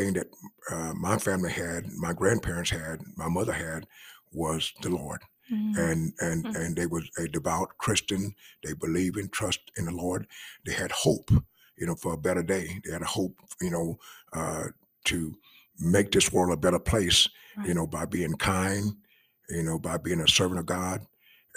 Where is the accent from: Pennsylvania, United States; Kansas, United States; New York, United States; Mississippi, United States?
Mississippi, United States; Hot Coffee; I was raised in Mississippi. Mm-hmm. And I'm from a little small place, very small place called Hot Coffee, Mississippi